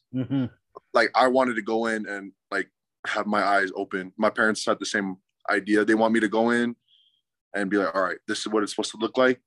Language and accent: English; Spanish Fork, Utah, United States; I'm from Spanish Fork, but I live right next to Mapleton